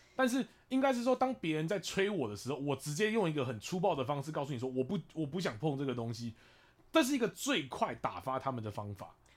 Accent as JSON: {"language": "Chinese", "region": "Taipei", "country": "Taiwan", "said": "我是台北人，我嗓门大得很"}